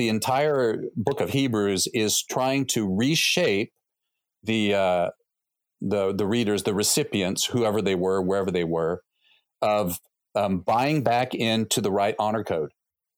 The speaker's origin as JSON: {"language": "English", "country": "United States", "also_born_or_lived": "Thailand"}